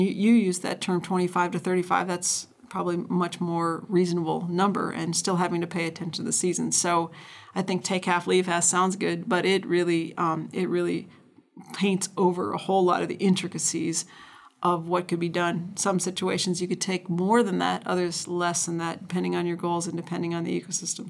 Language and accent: English; North Dakota, United States; I recall growing up in North Dakota